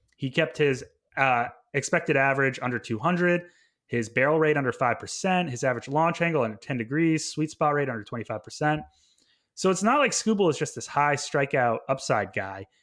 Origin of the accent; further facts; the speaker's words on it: Vermont, United States; moved away as an adult; also born or lived in Montreal, Canada / British Columbia, Canada; I went to McGill University in Montreal, Quebec after growing up in Vermont